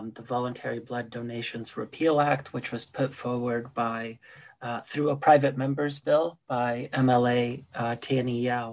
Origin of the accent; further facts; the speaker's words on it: Canada; also born or lived in Poland; I was born in Poland. But I did come to Canada when I was 9 years old